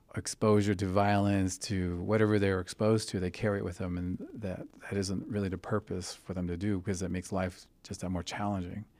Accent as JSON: {"language": "English", "town": "Fort Defiance", "region": "Arizona", "country": "United States", "tie": "born or raised there", "also_born_or_lived": "New Mexico", "moved": "yes", "said": "I was born on the Navajo Reservation in Fort Defiance, Arizona, which is just outside the capital of the Navajo Nation, which is Wind Rock."}